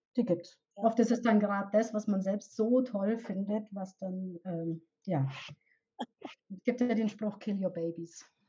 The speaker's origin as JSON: {"language": "German", "region": "Bavaria", "country": "Germany", "tie": "born or raised there", "accent": "Bavarian", "said": "Ich komme aus Bayern, ich bin in Bayern aufgewachsen und lebe hier auch"}